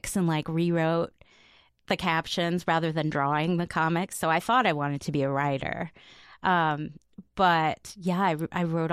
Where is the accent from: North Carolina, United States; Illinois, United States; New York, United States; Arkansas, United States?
Illinois, United States; Chicago; moved away; I grew up in the suburbs on the southern side of the city, a little bit close to Indiana.